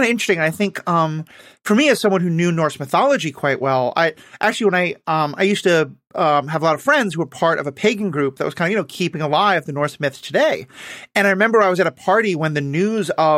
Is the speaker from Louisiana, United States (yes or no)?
no; New York City, New York, United States; I grew up in New York City, where no one drives